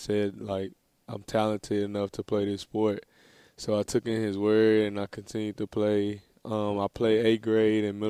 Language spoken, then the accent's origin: English; Dallas, Texas, United States; moved away as an adult; now in Florida, United States; I grew up in Dallas, Texas.